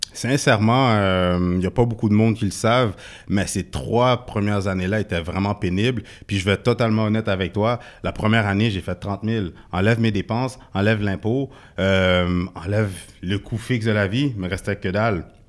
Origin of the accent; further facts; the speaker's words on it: Quebec, Canada; also born or lived in Haiti (ancestry); je suis d'origine haïtienne, né au Québec